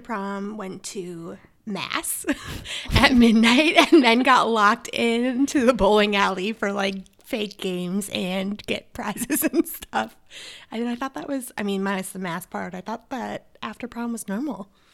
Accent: Minnesota, United States; accent: Minnesotan; my Minnesotan accent

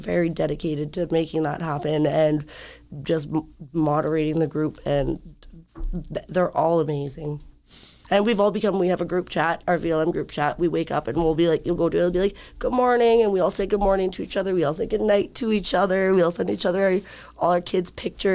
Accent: Schreiber, Ontario, Canada; now in Thunder Bay, Canada; I'm from Scriber

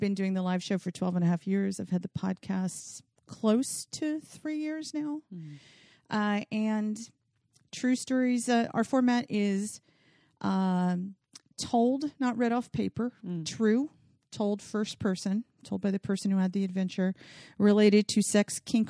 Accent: the South, United States; And I'm from the South and I can't say it right, but I just always love the word.

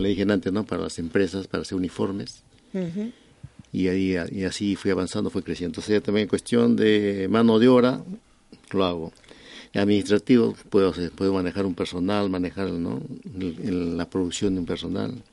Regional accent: Lima, Peru; moved away as an adult; now in Spain; en mi país, en Lima, Perú, eh, empecé desde muy, jovencito, 15 años

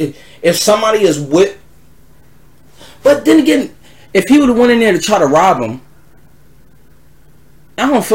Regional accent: Philadelphia, Pennsylvania, United States; I'm from Philly.

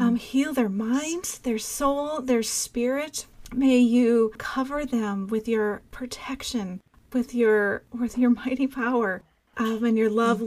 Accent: Minnesota, United States; my home state of Minnesota.

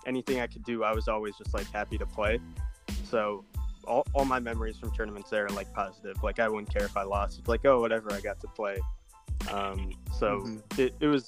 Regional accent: Ann Arbor, Michigan, United States; I was born in Ann Arbor, the U of M hospital.

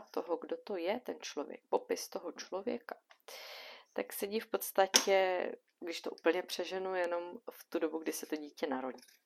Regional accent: Bohemia, Czechia; u nás v Čechách

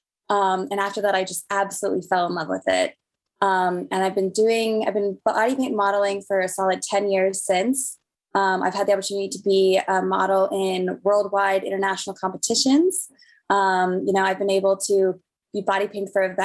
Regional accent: Denver, Colorado, United States; I'm from Denver, Colorado, born and raised

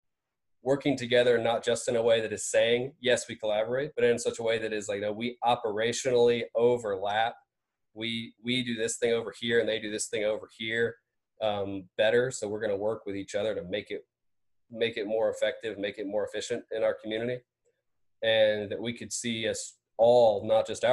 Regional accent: Vidalia, Georgia, United States; also born or lived in Athens, Georgia; I grew up in Vidalia, Georgia

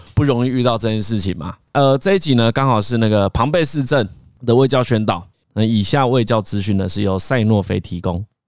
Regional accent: Changhua County, Taiwan; 我彰化人嘛

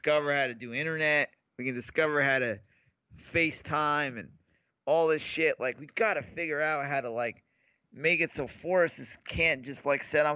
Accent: New York, United States; now in California, United States; I grew up in New York

